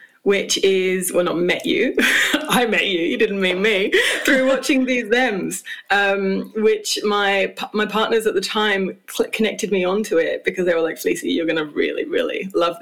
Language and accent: English; United Kingdom; as a British person